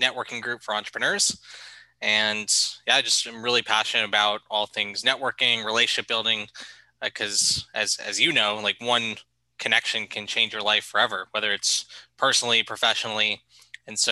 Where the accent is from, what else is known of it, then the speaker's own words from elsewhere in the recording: Boca Raton, Florida, United States; moved away as an adult; also born or lived in New York; I'm originally from South Florida, Boca Raton, Florida, if you know where that is. If not, it's about an hour north of Miami